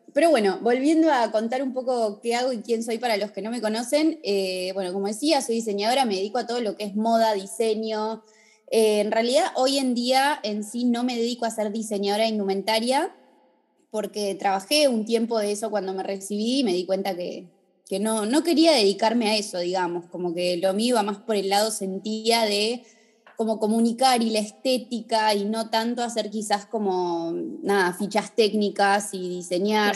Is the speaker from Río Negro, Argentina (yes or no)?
yes; Bariloche, Río Negro, Argentina; moved away as an adult; now in Buenos Aires, Argentina; soy de Bariloche, vivo en Buenos Aires hace 12